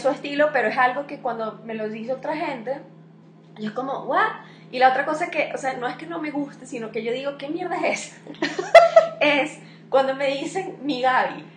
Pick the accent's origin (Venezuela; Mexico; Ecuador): Venezuela; now in Colombia; los venezolanos somos como unos costeños todos